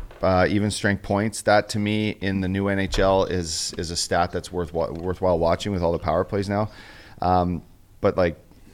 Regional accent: Canada; And to me, as a Canadian

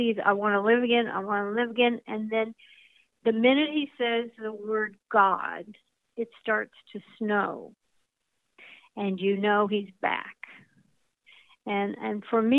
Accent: Los Angeles, California, United States; I was born and raised in Hollywood

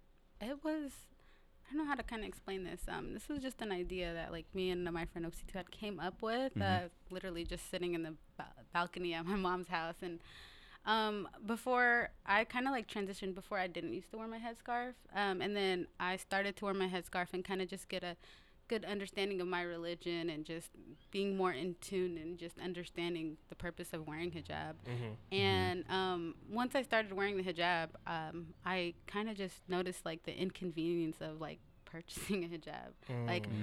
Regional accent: Seattle, Washington, United States; Yeah, correct? South Seattle.

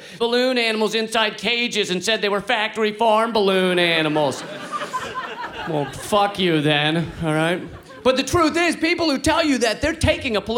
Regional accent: United States; I'm from the United States

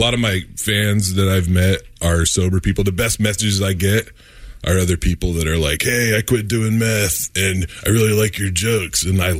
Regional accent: Spanaway, Washington, United States; I grew up in Spanaway, Washington

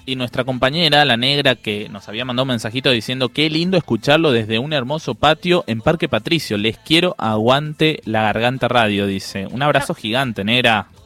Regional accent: Paraguay; yo soy paraguayo

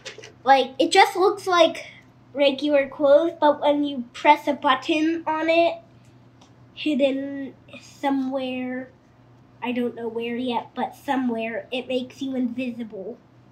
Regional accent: New York City, New York, United States; now in St. Louis, United States; I'm from New York, New York City. I'm 7. I don't live in New York City. I live in St. Louis.

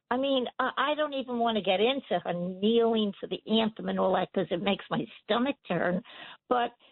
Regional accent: New York, United States; I'm a New Yorker, believe me

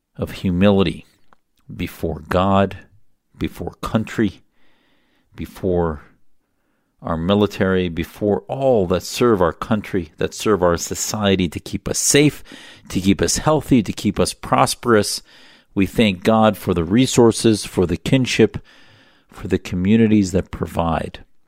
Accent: United States; be born in the United States and give me the greatest gift of all, which was being able to grow up in the United States as an American

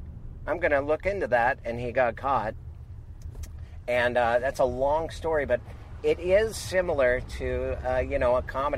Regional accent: Missoula, Montana, United States; there was a guy in my hometown of Missoula, Montana

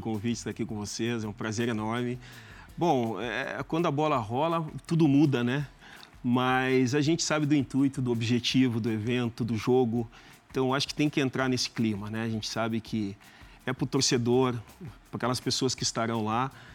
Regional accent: Brazil; moved away as an adult; para nós brasileiros

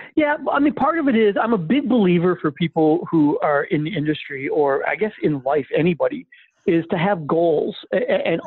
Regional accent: Flint, Michigan, United States; moved away as an adult; also born or lived in Vancouver; I'm originally from Flint, Michigan, and um, so I grew up there

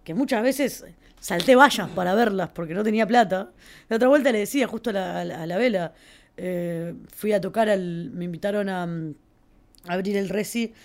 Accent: Uruguay; Uruguay, que somos 4 millones de personas

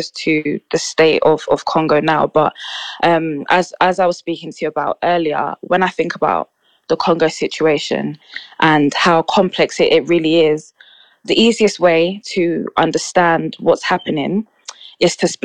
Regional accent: London, United Kingdom; I'm 24 from London and work 9 to 5.

